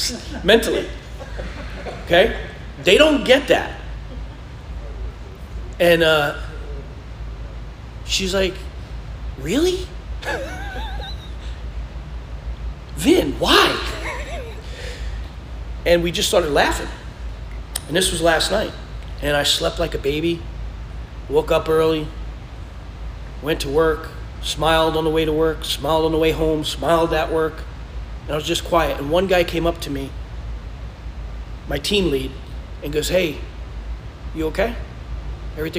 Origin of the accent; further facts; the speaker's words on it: New York, United States; moved away; I'm from New York.